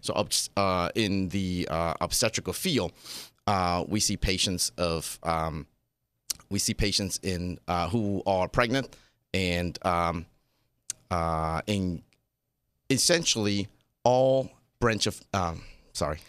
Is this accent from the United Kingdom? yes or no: no; Taiwan; now in Las Vegas, United States; I was born and raised in Taiwan